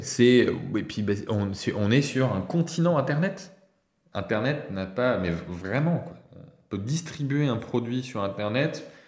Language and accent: French; France; also born or lived in Nantes; On est en France bah, parce qu'on est français, parce qu'on a nos amis en France